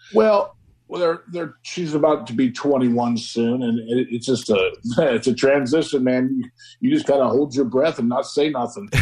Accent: Nebraska, United States; moved away as an adult; also born or lived in Pittsburgh; now in Morgantown, United States; what I was accustomed to growing up in Nebraska

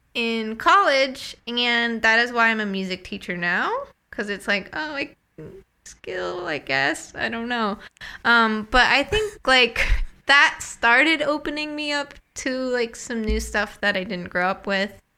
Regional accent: New England, United States; moved away as an adult; also born or lived in Midwest; I was born and raised in New England

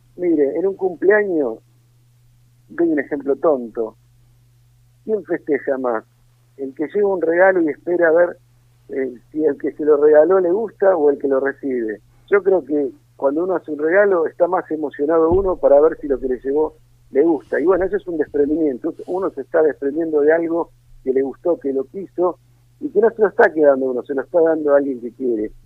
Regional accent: Argentina

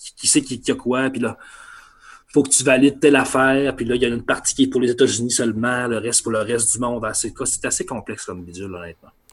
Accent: Saguenay, Quebec, Canada; moved away as an adult; now in Quebec City, Canada; je viens du Saguenay

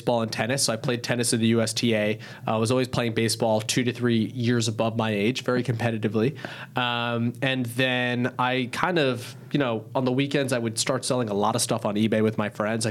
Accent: New York City, New York, United States; born and raised in New York City, and in Queens specifically

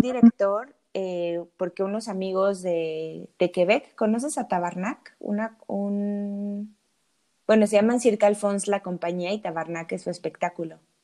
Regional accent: Mexico City, Mexico; Soy del DF

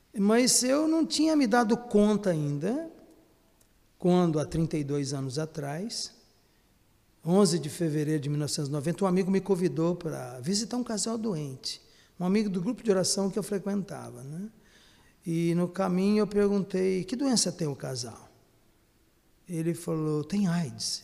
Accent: Guaxupé, Minas Gerais, Brazil; Eu sou mineiro, né, natural da cidade de Guaxupé, sul de Minas

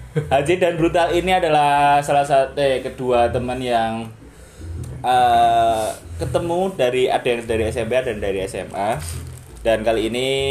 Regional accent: Surakarta, Central Java, Indonesia; asalku daerah Solo

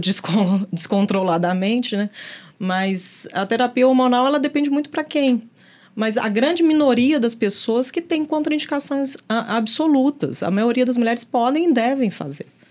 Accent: Belo Horizonte, Minas Gerais, Brazil; mineira, nascida e criada em Belo Horizonte

